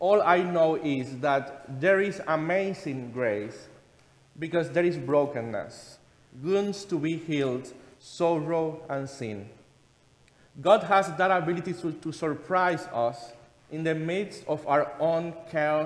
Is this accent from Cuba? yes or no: yes; Cuba; moved away; being a kid in Cuba, my home country, where my grandmother used to pray and make the sign of the cross in my sick body.